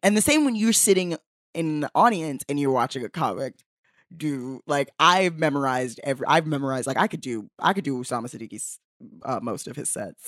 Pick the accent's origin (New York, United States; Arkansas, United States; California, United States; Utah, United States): New York, United States; New York City; I also am from Bed-Stuy